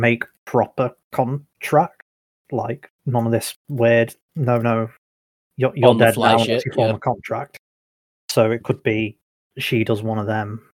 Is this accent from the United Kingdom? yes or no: yes; United Kingdom; we're British.